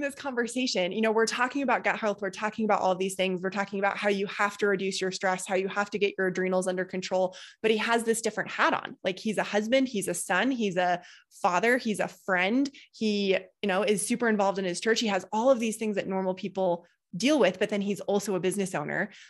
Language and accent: English; Boulder, Colorado, United States; I grew up in Boulder.